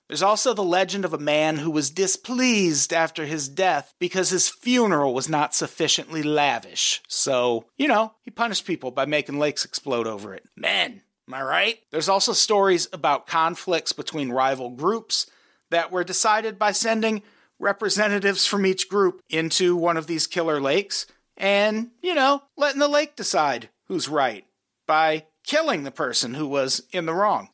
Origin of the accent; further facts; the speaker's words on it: Midwest, United States; I grew up in the Midwest